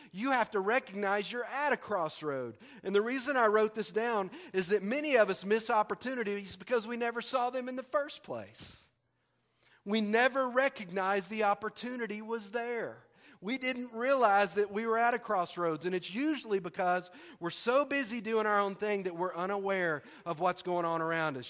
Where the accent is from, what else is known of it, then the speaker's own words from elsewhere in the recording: Tyler, Texas, United States; moved away as an adult; now in Arkansas, United States; Tyler, Texas, which is my hometown